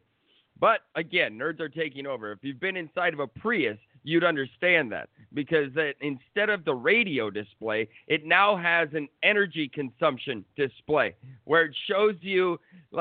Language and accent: English; Minnesota, United States; I'm from Minnesota